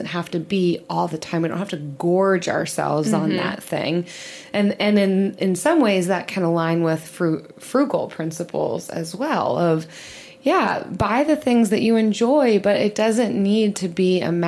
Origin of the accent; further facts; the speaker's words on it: outside Philly, Pennsylvania, United States; growing up outside Philly